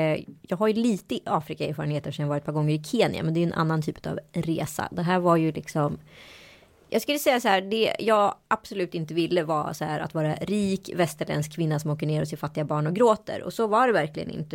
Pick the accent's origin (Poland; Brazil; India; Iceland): India; now in Sweden; Jag kommer ju från Indien, från en av de hö mest högutbildade eh, staterna i Indien